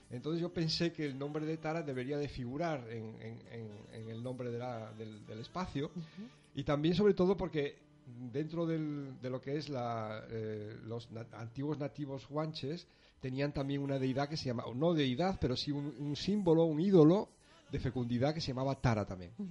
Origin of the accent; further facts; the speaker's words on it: Asturias, Spain; accent: peninsular; moved away as an adult; now in Arafo, Spain; Soy asturiano.